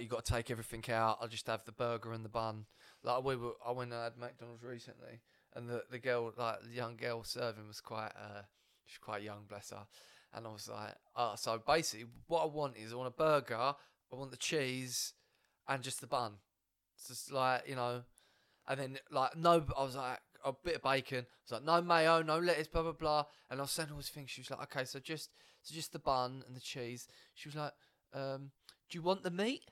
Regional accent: Brentwood, East of England, United Kingdom; I'm obviously from Brentwood

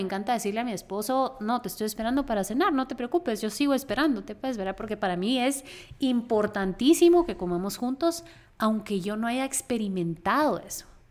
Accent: Guatemala; nosotras éramos de Guatemala

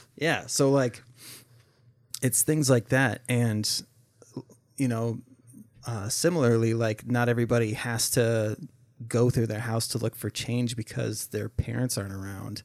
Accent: Minnesota, United States; also born or lived in Oregon; growing up, uh, we moved from Oregon to Minnesota

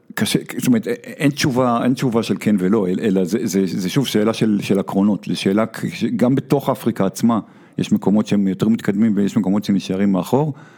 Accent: Tel Aviv, Tel Aviv District, Israel; אני גדלתי בתל אביב

